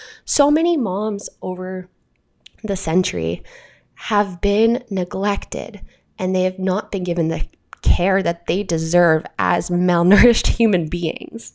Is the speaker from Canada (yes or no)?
yes; Canada; I'm your Canadian host